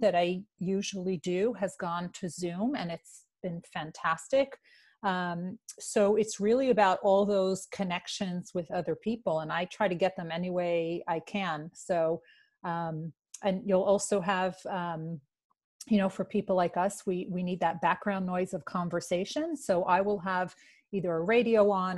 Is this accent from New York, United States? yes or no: yes; New York City, New York, United States; I am from New York. New York City